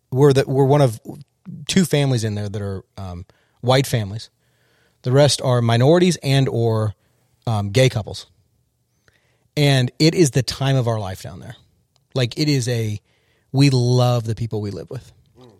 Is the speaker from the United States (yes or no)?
yes; California, United States; I grew up in Southern California.